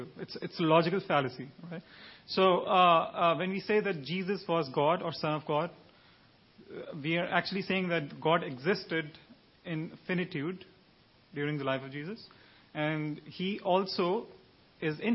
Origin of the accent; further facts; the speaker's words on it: Pakistan; I'm from Pakistan.